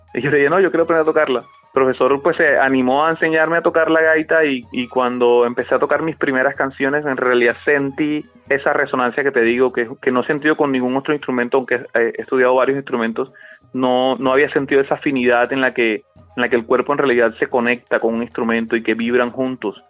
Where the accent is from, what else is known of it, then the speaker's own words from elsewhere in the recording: Montelíbano, Córdoba, Colombia; mi pueblo, de Montelíbano, de mi crianza, de, mi, de mis calles de infancia